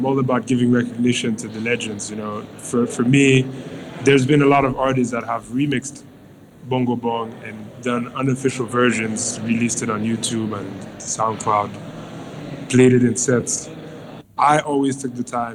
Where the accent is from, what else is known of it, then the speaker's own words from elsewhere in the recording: Haiti; growing up in Haiti, which is an island in the middle